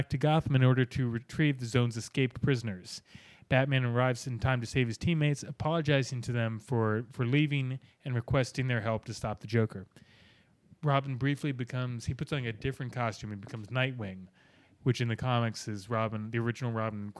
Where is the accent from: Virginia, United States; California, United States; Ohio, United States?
Virginia, United States; I'm from Virginia